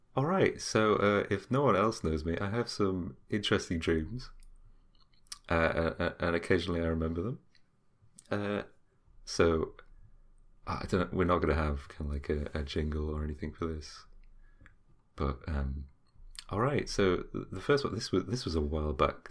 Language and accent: English; United Kingdom; we're British, we're stubborn, we don't listen